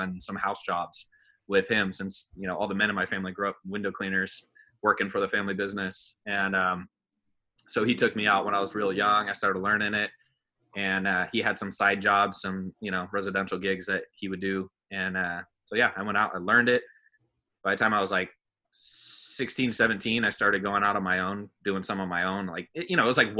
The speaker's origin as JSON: {"language": "English", "area": "Bay Area", "region": "California", "country": "United States", "tie": "born or raised there", "also_born_or_lived": "Danville, California", "said": "I'm from California. Born and raised here in the Bay Area"}